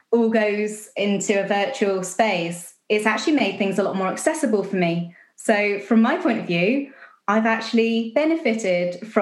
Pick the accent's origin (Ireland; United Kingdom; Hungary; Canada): United Kingdom; Basingstoke, South East England; moved away as an adult; now in Dumbarton, United Kingdom; I grew up in Basingstoke, south coast of England